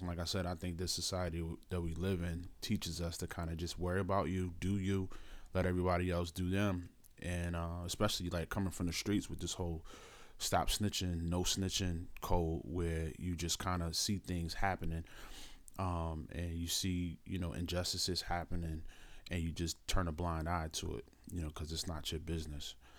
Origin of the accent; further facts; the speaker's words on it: Philadelphia, Pennsylvania, United States; I'm from Philadelphia